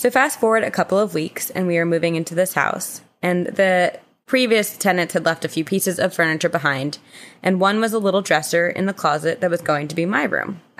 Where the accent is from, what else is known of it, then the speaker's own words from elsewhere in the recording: St. Augustine, Florida, United States; I'm 21 and I'm from St. Augustine, Florida, where uh, infamously Corinne's pirate boyfriend Andrew is from.